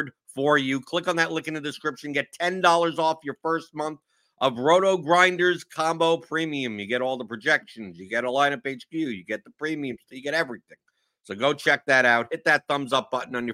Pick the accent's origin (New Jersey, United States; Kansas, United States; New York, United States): New York, United States; now in Louisville, United States; I'm from New York, so I'm used to cold